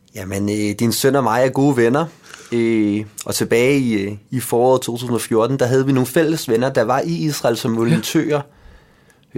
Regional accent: Denmark; jeg er født i Danmark og har selv altid boet her

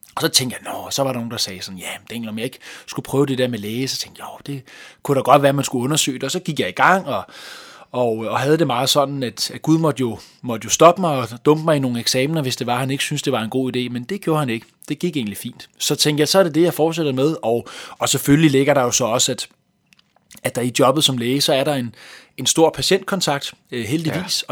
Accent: Hvidovre, Capital Region of Denmark, Denmark; accent: Copenhagen Vestegn accent; also born or lived in Hellerup / Valby / Nørrebro; den københavnske Vestegn, det er jo der, hvor jeg har hjemme, nærmere øh, omkring øh, Hvidovre

